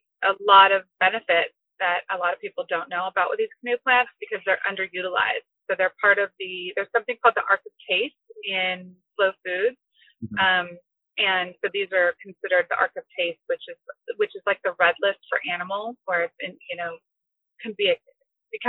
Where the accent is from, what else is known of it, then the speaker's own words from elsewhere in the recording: Southern California, United States; moved away as an adult; also born or lived in Hawaii; now in Oahu, United States; I was brought up in Southern California